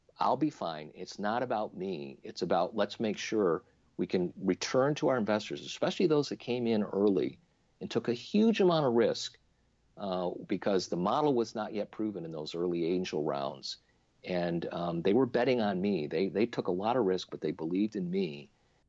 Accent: Little Falls, New York, United States; moved away as an adult; also born or lived in Silicon Valley, California; I moved my family from Silicon Valley, where we started Trinet, to my hometown in Little Falls, New York, central New York State

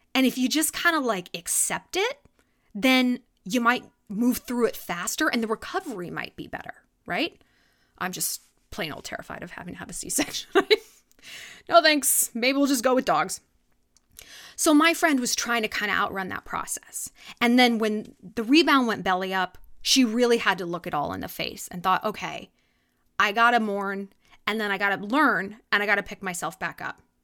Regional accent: California, United States; now in New York, United States; growing up in California

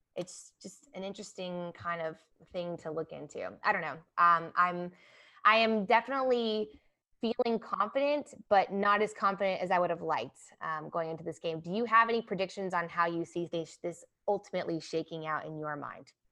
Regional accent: Atlanta, Georgia, United States; moved away; I was born in Atlanta

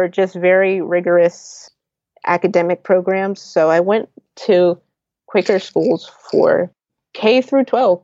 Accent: New Jersey, United States; also born or lived in Philadelphia, Pennsylvania; I'm Philly born. My parents are both from Philly, and I was raised in South Jersey

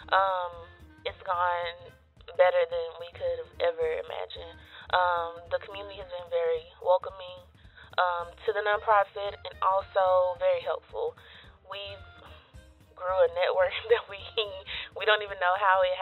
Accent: Waco, Texas, United States; I'm a Waco native. So I was born and raised in Waco

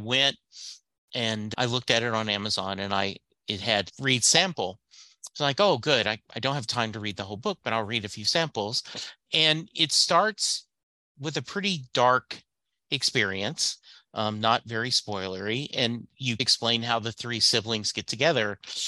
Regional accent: Southern United States, United States; I grew up in the South. And to me, gravy is white put over biscuits or brown put over rice.

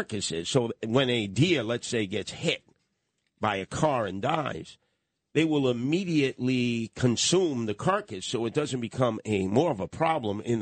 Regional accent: New York City, New York, United States; I grew up in Canarsie, Brooklyn, urban area

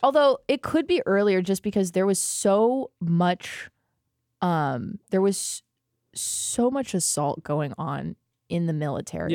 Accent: United States; As an American

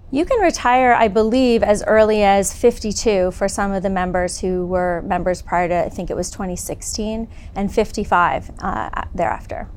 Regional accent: southwestern Ontario, Canada; moved away as an adult; also born or lived in Toronto, Canada / Hong Kong; now in California, United States; I grew up in southwestern Ontario predominantly

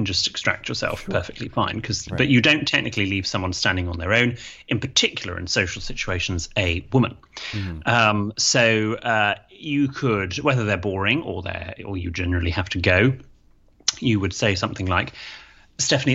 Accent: United Kingdom; in Britain, we don't really

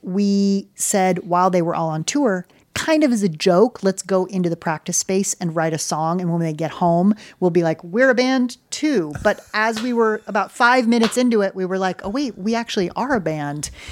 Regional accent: United States; also born or lived in Connecticut / New York City; I grew up in Connecticut in New York City

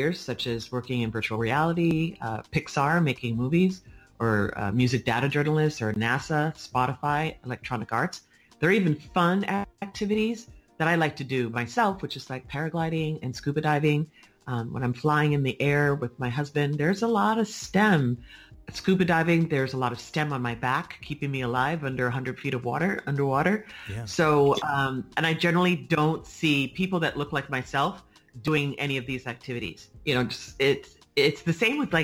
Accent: San Francisco, California, United States; I'm from San Francisco, born and raised

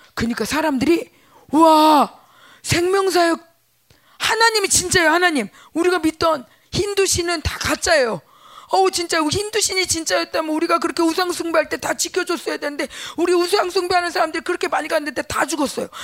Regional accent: South Korea

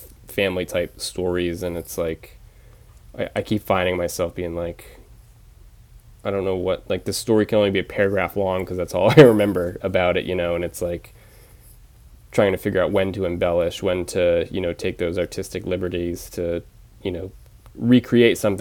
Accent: Penobscot Nation, Maine, United States; also born or lived in Bridgeport, Connecticut; I lived there when I was six until I was 18

